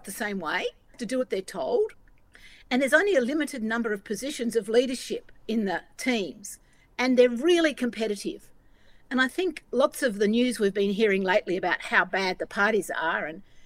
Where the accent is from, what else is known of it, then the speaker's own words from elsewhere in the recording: Northeast Victoria, Australia; I come from Northeast Victoria, which is a rural electorate